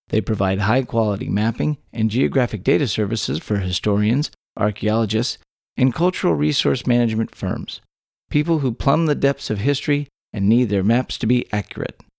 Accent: Texas, United States; born or raised there

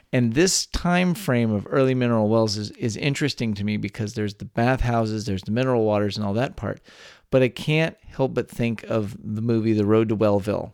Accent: Texas, United States; born or raised there

